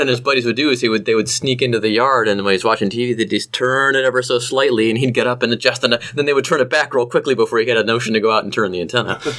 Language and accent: English; Cleveland, Ohio, United States; I'm from Cleveland.